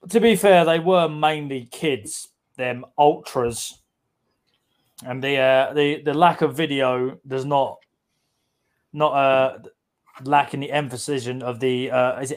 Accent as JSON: {"language": "English", "region": "London", "country": "United Kingdom", "said": "Well, I'm I'm I'm from London, so I could navigate New York easy."}